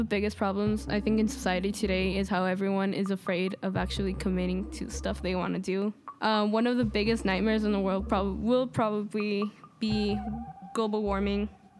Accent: Chicago, Illinois, United States; I'm 16 and I'm from Little Village.

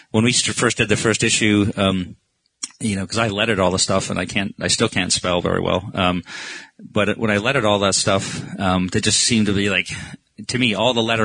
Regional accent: Maine, United States; moved away; I grew up in Maine, you know, which a lot of Americans think is part of Canada, FYI

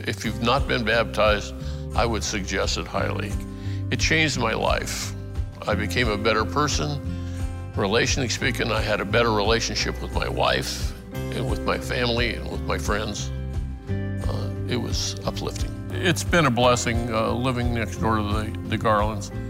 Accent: Denver, Colorado, United States; moved away as an adult; now in Charlottesville, United States; I was born in Denver in 1940, grew up there pretty much an agnostic my whole life

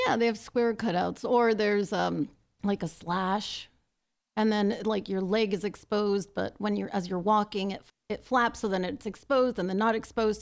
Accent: Los Angeles, California, United States; I'm from Los Angeles. I was born in East Los Angeles, and I grew up in Highland Park and then later the San Gabriel Valley.

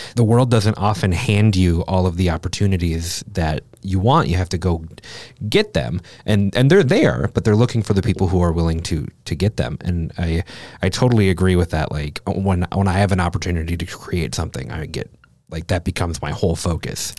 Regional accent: Minnesota, United States; I am also from Minnesota.

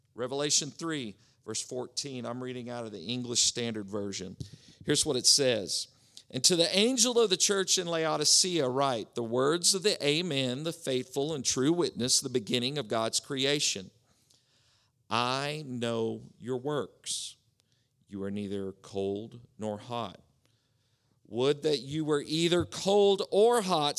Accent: Oklahoma, United States; moved away; It's where I grew up in Oklahoma.

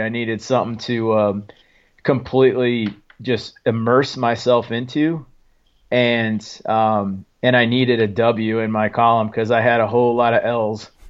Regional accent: Lowell, Oregon, United States; moved away as an adult; also born or lived in Fall River Mills, California; I was born in, uh, Fall River Mills, California, but I was raised in Oregon. So a little, uh, little logging town, uh, called Lowell, Oregon

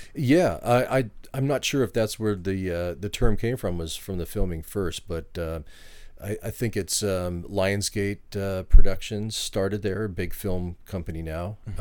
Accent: Vancouver, British Columbia, Canada; now in Washington State, United States; I'm originally from Vancouver, Canada.

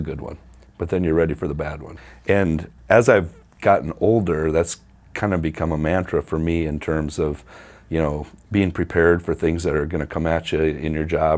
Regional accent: Mount Vernon, United States; also born or lived in Huron; I grew up in Mount Vernon

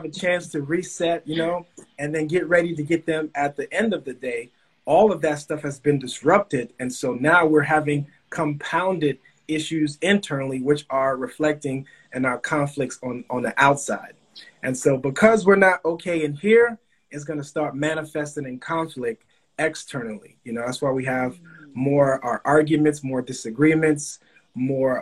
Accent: Bahamas; moved away; also born or lived in Miami, Florida / Opa-locka, Florida; I was born in the Bahamas.

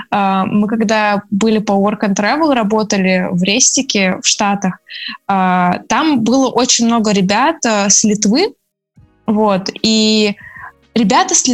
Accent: Russia; Я из России

